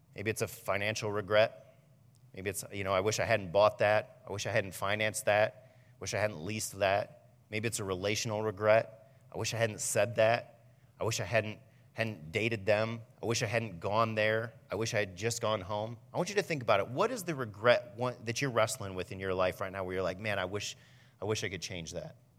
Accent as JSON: {"language": "English", "town": "Fremont", "country": "United States", "tie": "born or raised there", "said": "I grew up in Fremont"}